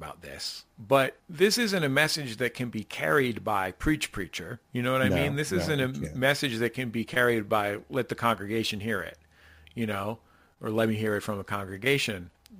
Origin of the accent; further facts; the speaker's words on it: San Francisco, California, United States; now in Los Angeles, United States; as a native San Franciscan who's lived in LA a long time